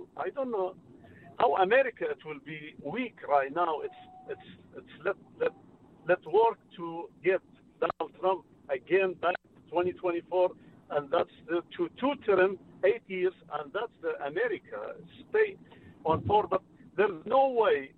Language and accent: English; Iraq; English is a second language; moved away as an adult; I am from Iraq.